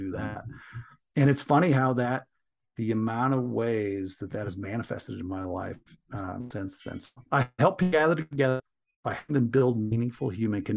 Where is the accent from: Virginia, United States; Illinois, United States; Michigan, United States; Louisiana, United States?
Michigan, United States; I grew up in Michigan, grew up in a small working class town in Michigan